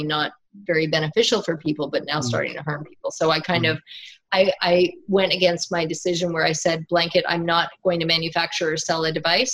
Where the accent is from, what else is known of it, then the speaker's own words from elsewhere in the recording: Northern Ontario, Canada; where I'm from in Northern Ontario, Canada